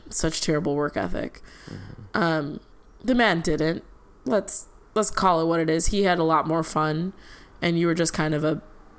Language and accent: English; Chicago, Illinois, United States; at least as a Chicagoan